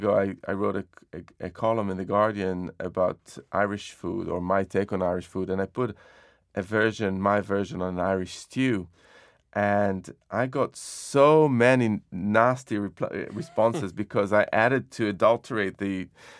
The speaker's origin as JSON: {"language": "English", "town": "Jerusalem", "region": "Jerusalem District", "country": "Israel", "tie": "born or raised there", "said": "So when I was growing up in Jerusalem, there was an incredible diversity of cuisines around."}